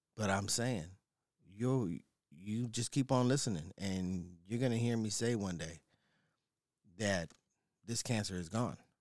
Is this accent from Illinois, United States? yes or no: no; San Diego, California, United States; I am from San Diego, right? Born and raised. native